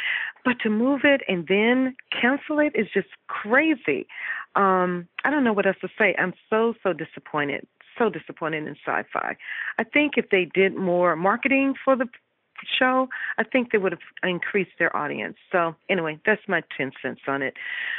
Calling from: Houston, Texas, United States; I'm calling from Houston, and I've been a Stargate fan ever since the movie first came out in the 70s, perhaps.

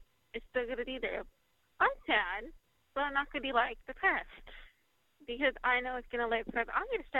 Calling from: California, United States; I'm calling from California.

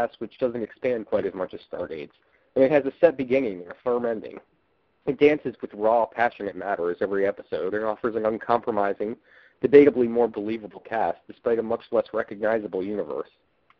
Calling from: St. Petersburg, Florida, United States; from the Gate World Forums, and I'm calling from St. Petersburg, Florida.

